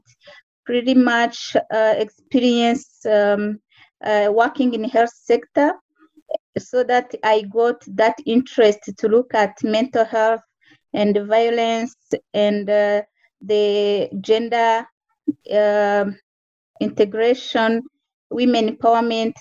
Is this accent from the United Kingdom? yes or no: no; Rwanda; moved away as an adult; now in Canada; I'm from Rwanda